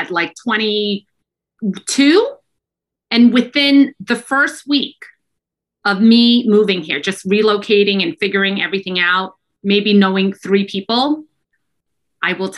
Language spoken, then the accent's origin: English; New York City, New York, United States; accent: New York; moved away as an adult; now in San Francisco, United States; my first, 22 years of life, grew up in Brooklyn, New York